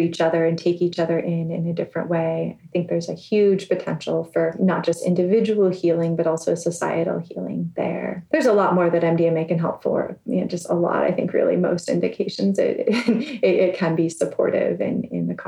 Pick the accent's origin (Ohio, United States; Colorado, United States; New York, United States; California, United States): California, United States; Bay Area; me growing up in the Bay Area